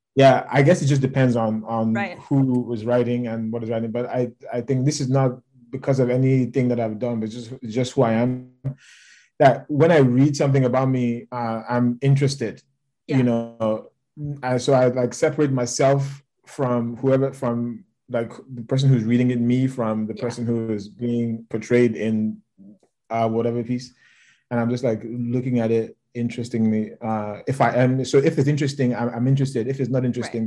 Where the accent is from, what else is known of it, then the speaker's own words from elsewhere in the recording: Lagos, Nigeria; moved away; I grew up in Lagos.